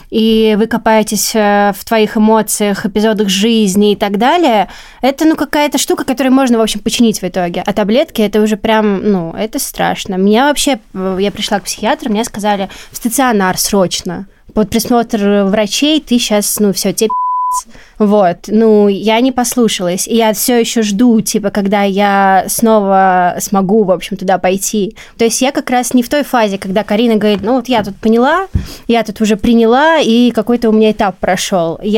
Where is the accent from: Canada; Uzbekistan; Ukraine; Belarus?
Belarus; потому что я росла в Беларуси, и как бы моя фамилия очень э, была всегда э, едкой для меня